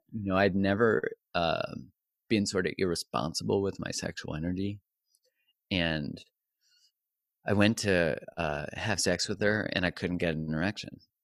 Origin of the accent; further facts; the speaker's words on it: Canada; I'm Canadian